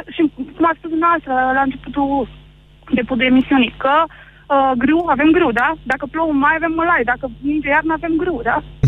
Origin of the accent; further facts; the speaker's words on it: Bucharest, Romania; moved away; also born or lived in Arad; eu am copilărit în, lângă București